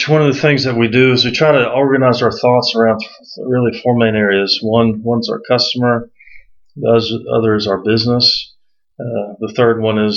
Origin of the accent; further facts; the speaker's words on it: Central Florida, United States; I actually grew up in Central Florida